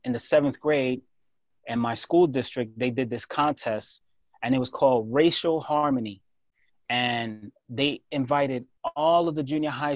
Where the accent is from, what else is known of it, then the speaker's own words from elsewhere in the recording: New York, United States; growing up in New York